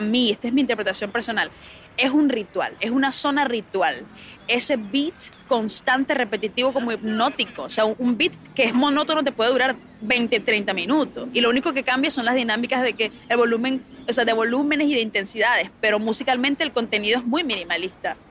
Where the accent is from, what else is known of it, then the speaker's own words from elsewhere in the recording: Barquisimeto, Lara, Venezuela; moved away; como decimos en mi tierra